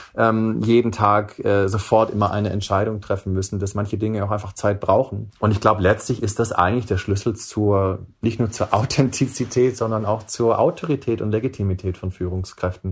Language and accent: German; Swabia, Baden-Württemberg, Germany; moved away; also born or lived in Silicon Valley; ich bin ein Kind der Mittelschicht, der Mittelschicht sozusagen aus Schwaben